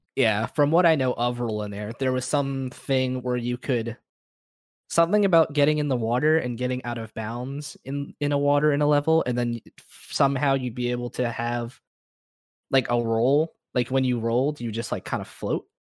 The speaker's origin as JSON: {"language": "English", "region": "Florida", "country": "United States", "said": "I'm from Florida"}